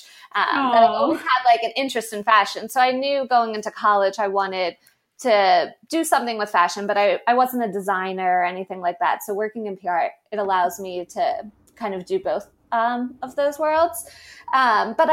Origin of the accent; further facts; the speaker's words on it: the North, United States; I am a Northerner